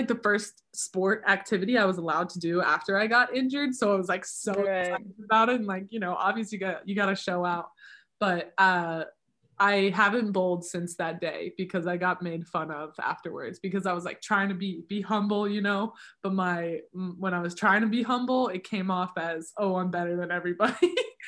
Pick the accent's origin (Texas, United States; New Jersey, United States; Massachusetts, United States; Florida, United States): Florida, United States; moved away; I'm from Florida